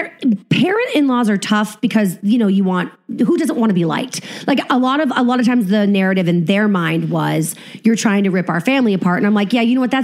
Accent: New England, United States; You know, I'm from New England. I'm like a wasp.

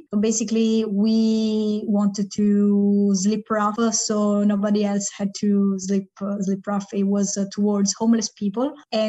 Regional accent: Italy; moved away as an adult; also born or lived in England; now in Budapest, Hungary; I'm 28. I come from Italy. I was an ESC volunteer in 2021. I'm currently living in Budapest.

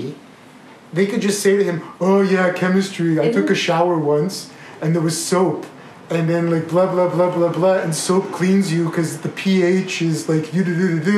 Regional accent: Quebec, Canada; I'm from Quebec.

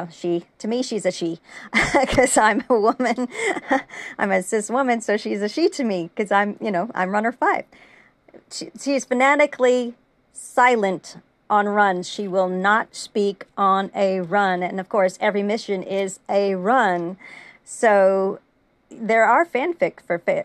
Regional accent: United States; I'm American

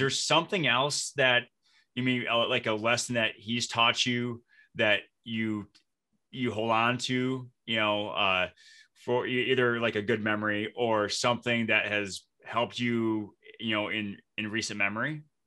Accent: Flint, Michigan, United States; moved away as an adult; also born or lived in Detroit, Michigan; now in Minnesota, United States; I live in Minnesota, but I'm originally from Flint, Michigan

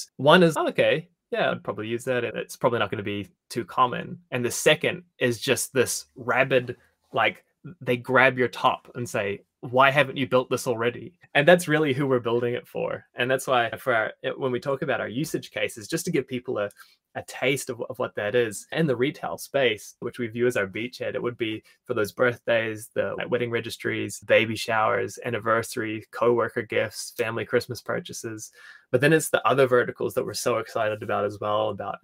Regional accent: Invercargill, Southland, New Zealand; being from Invercargill

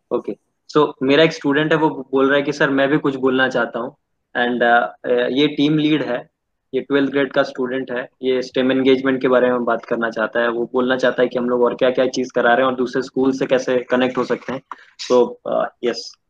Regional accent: Baral village near Cuttack, Odisha, India; मैं एक गांव से बिलोंग करता हूँ गांव का नाम है बराल जो बॉलिस मोजा में बॉलिस मोजा is a place near Cuttack Odisha

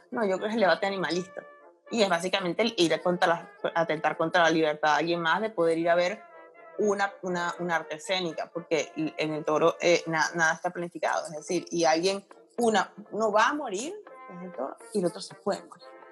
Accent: Caracas, Capital District, Venezuela; moved away as an adult; also born or lived in central region, Venezuela; now in Spain; nací en Caracas, lo que pasa es que tengo, tengo mucha familia en ah. la región central.

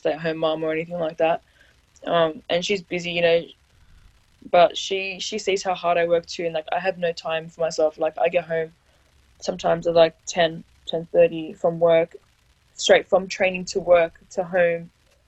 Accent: Australia; being an Aussie

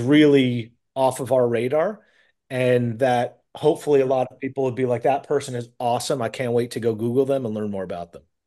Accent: New York, United States; I'm from New York

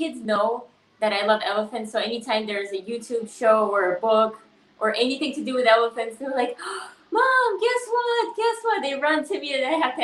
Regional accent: Tajikistan; moved away; I grew up in Tajikistan, so we were pretty, like, poor

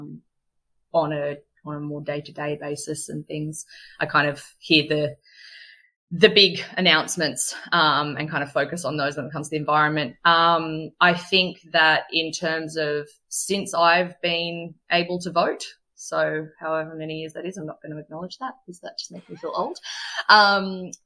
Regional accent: Australia; as an Australian

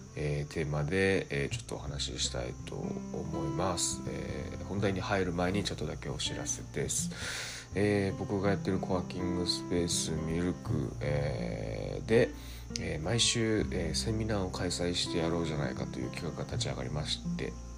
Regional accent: Osaka, Japan; now in Nakashibetsu, Japan; 僕自身その大阪出身で、えー、っとまあ、中標津っていうところにこう移住してきたわけですけど

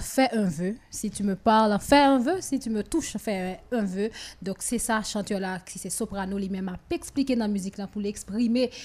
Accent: Haiti; je pense qu'en tant qu'haïtien

